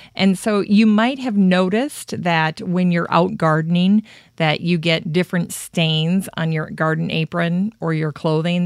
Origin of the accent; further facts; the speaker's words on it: Worthington, Minnesota, United States; my hometown of Worthington